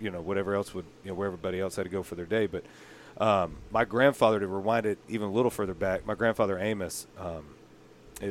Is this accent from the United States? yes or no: yes; Eustis, Florida, United States; I grew up in a town called Eustis, Florida, in Lake County